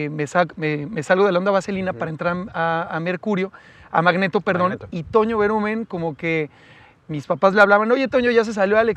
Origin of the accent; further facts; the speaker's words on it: Naucalpan, State of Mexico, Mexico; viví en satélite toda mi vida